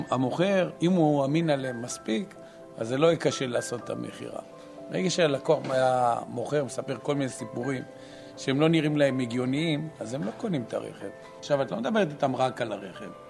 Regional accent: Jaffa, Tel Aviv District, Israel; born there; ואני נולדתי בבית חולים צאלון.

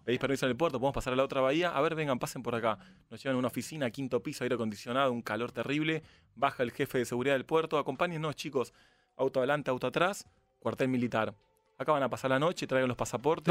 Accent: Argentina; venimos de Argentina

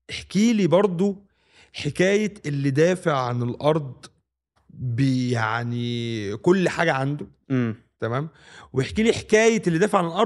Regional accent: Egypt; والحاجات الجميله اللي اتربينا عليها في مصر دي هي دي

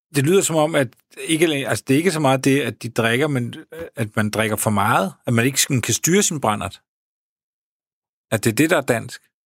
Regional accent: Denmark

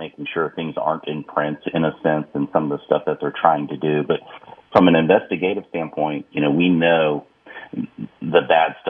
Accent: Texas, United States; I'm from Texas

